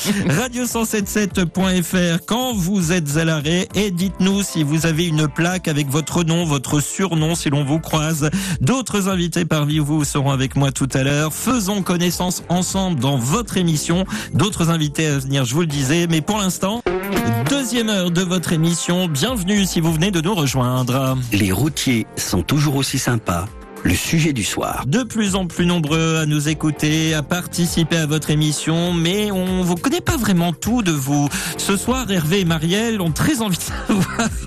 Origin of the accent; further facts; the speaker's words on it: Le Tréport, Normandy, France; now in Clérac, France; j'ai 43 ans. Je suis originaire du Tréport, en Seine-Maritime. Très jolie ville, le Tréport. Euh, Tréport, Mers-les-Bains, à cheval sur la Seine-Maritime et le département de la Somme. Et j'ai déménagé il y a 8 ans à Clérac, en Charente-Maritime.